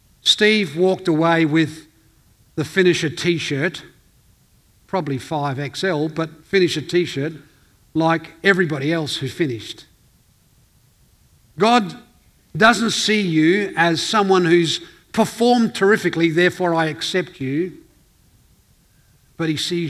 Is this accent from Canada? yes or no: no; Northern Ireland, United Kingdom; now in Elizabeth, Australia; We came out from Northern Ireland and you came out and you settled in this town called Elizabeth. It's a tough place. … territory.